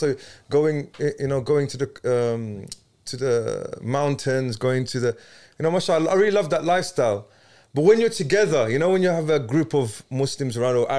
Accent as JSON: {"language": "English", "region": "London", "country": "United Kingdom"}